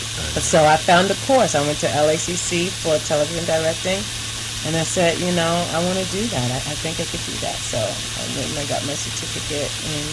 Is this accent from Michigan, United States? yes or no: no; New York, United States; also born or lived in Queens; I'm from Brooklyn.